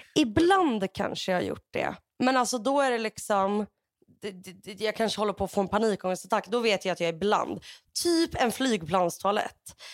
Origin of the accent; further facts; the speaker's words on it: Sweden; som deprimerad svensk